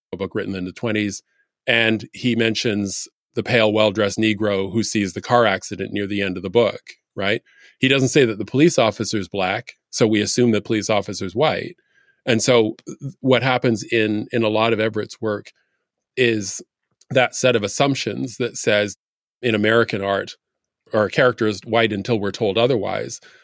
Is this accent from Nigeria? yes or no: no; Canada; now in United States; when I tell people where I'm from, I tell people I was born in Canada